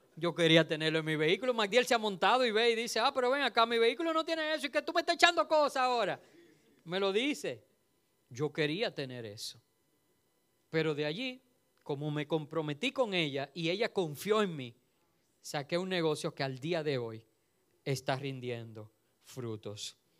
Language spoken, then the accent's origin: Spanish; Dominican Republic; Nosotros somos un país caribeño